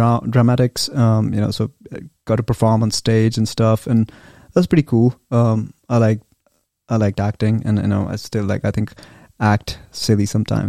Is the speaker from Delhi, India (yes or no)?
yes; New Delhi, Delhi, India; moved away as an adult; also born or lived in North Carolina; now in United States; I grew up in New Delhi, India